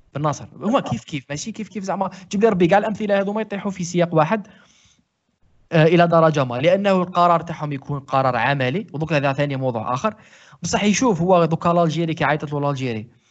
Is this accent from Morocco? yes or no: no; Algeria; انا جزائري فيها لمسه ميديتيرينيان فيها لمسه مغربيه